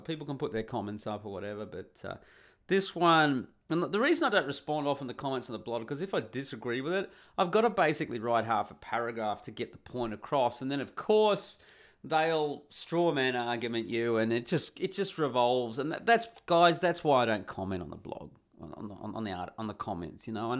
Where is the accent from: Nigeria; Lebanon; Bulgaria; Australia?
Australia; Perth, Western Australia; moved away as an adult; also born or lived in Sydney / Cairns / Canada / Uganda; When I left my hometown of Perth, I moved to Sydney. I lived there for a year. I moved to Cairns in Queensland. I moved there. I lived there for a few years. I did a year in Canada.